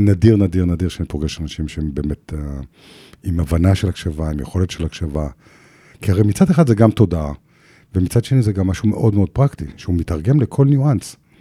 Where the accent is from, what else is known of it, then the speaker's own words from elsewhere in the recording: Jerusalem, Jerusalem District, Israel; בירושלים, אימא שלי מכינה, היא באה מעבודה, מכינה ארוחת צהריים, ואנחנו מדברים. עכשיו, היא, היא, וגדלתי בבית נהדר וחם ונורמטיבי